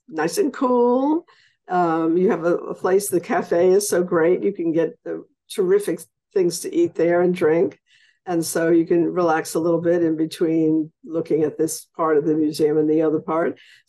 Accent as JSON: {"language": "English", "region": "New York", "country": "United States", "tie": "born or raised there", "moved": "yes", "lives_now": "New Orleans, United States", "said": "growing up in New York"}